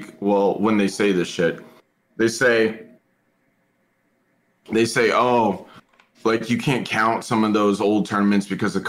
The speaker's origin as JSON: {"language": "English", "town": "Seattle", "region": "Washington", "country": "United States", "tie": "born or raised there", "said": "I'm from Seattle."}